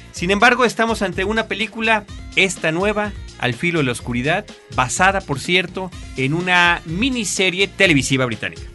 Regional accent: Mexico; nuestro país, que es México

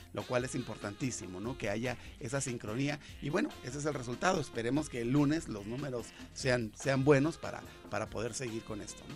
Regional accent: Ensenada, Baja California, Mexico; moved away; yo nací en Ensenada, ¿no? Ah, y hace un buen de años que ya no vivo allá

